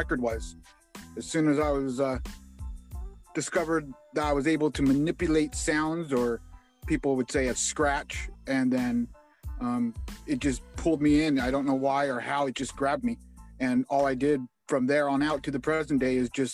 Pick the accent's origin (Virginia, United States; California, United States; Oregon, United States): California, United States; Indio; I'm from Indio, California.